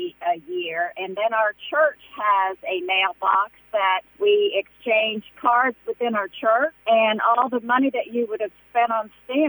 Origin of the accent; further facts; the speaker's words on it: Pennsylvania, United States; moved away; I'm originally from Pennsylvania, so I really have friends all over the country.